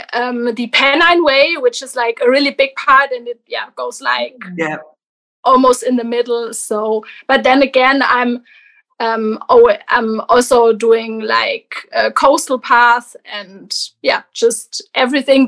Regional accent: Germany; I'm from Germany

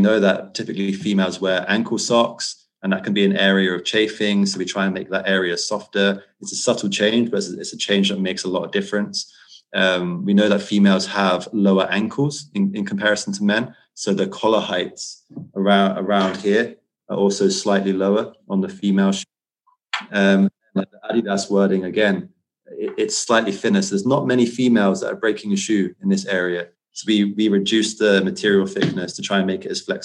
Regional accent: United Kingdom; as a Brit

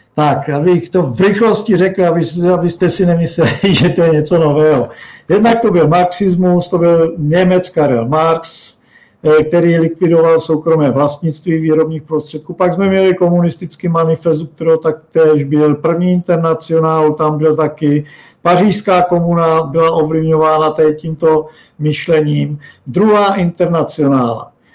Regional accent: Moravia, Czechia; u nás na Moravě

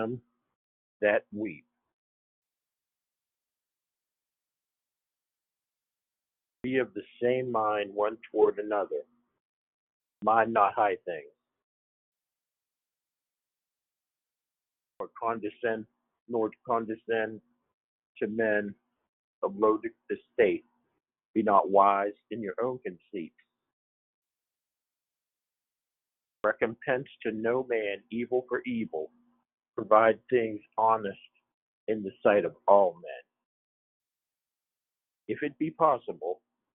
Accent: about 12 miles north of Steubenville, Ohio, United States; also born or lived in New Hampshire; now in western Pennsylvania, United States; I was born and raised about 12 miles north of Steubenville, Ohio.

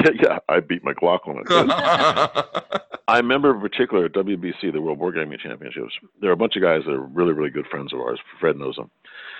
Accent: Ireland; and from my side, being Irish, a blessing upon you all.

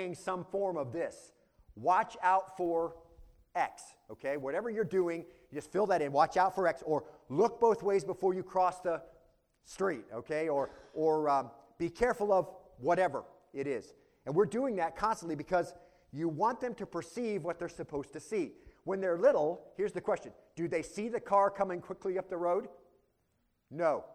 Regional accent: Arizona, United States; I grew up in Arizona, far from towns, out on a ranch.

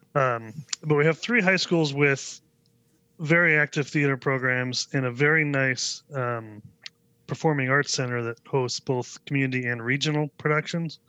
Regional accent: Vashon Island, Washington, United States; I grew up on the west side of the state on a little island named called Vashon Island

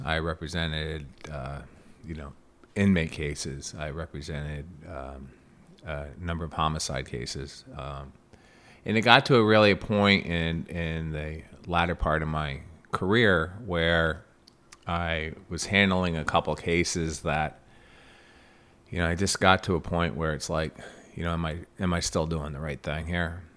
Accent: Plattsburgh, New York, United States; also born or lived in New Jersey; I'm from Plattsburgh. Uh, grew up here

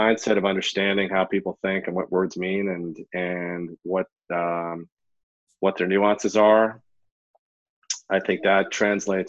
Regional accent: New York, United States; I grew up in New York, fluent in Hebrew

